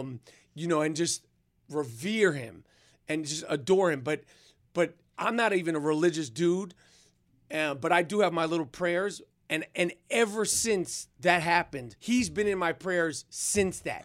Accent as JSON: {"language": "English", "region": "New York", "country": "United States", "accent": "New York", "said": "my New York accent"}